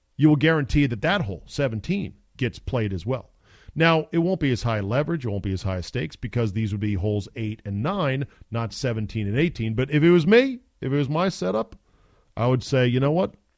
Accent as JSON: {"language": "English", "country": "United States", "said": "I'm American"}